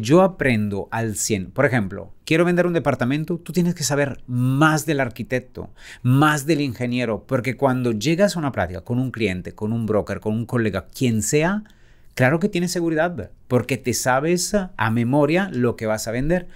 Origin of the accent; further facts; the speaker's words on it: Italy; moved away as an adult; also born or lived in Cannes, France; now in Mexico; salí de Italia